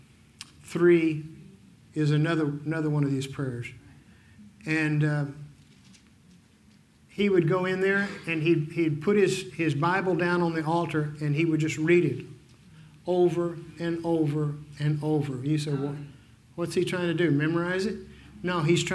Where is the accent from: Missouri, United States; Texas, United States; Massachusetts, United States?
Texas, United States; Fort Worth; now in Dodge City, United States; I was raised in Fort Worth.